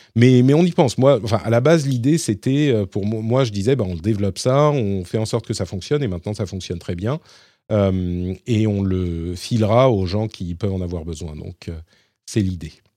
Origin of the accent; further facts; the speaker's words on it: Paris, Île-de-France, France; je suis parisien